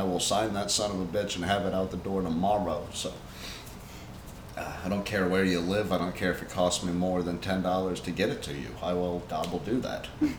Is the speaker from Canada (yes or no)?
no; Tennessee, United States; The offensive shit we say because we grew up in Tennessee.